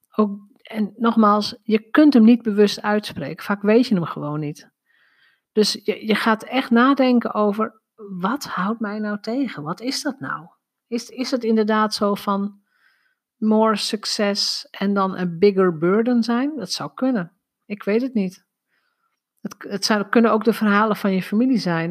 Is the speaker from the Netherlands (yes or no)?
yes; North Drenthe, Netherlands; Ik ben opgegroeid in Noord-Drenthe.